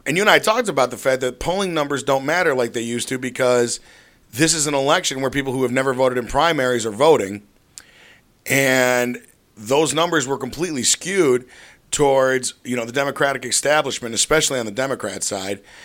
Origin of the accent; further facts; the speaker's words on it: Glenview, Illinois, United States; my hometown of Glenview